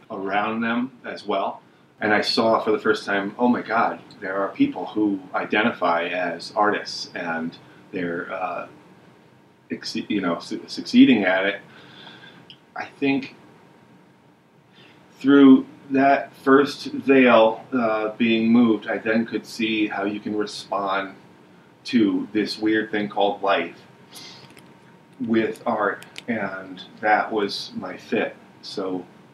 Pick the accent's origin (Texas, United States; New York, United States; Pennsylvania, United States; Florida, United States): New York, United States; Hudson Valley; moved away; I grew up in the Hudson Valley